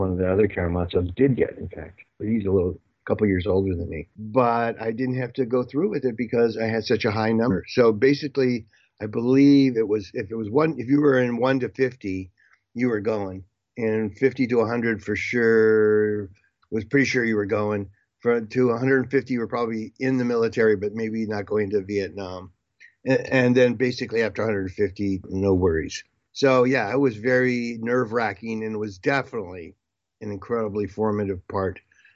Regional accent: California, United States; also born or lived in Seattle, Washington / Pacific Northwest; we moved to California when I was in second grade

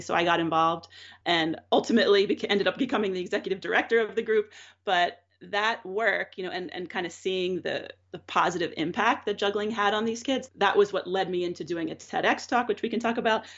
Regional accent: Drexel Hill, Pennsylvania, United States; moved away as an adult; also born or lived in Philadelphia / New York; now in Pennsylvania, United States; I grew up in Drexel Hill, Pennsylvania, which is a suburb of Philadelphia

